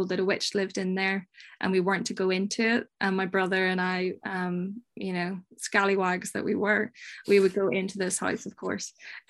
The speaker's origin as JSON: {"language": "English", "country": "Ireland", "tie": "born or raised there", "said": "Well, you know, growing up in Ireland, you're surrounded by these ghostly stories and monsters."}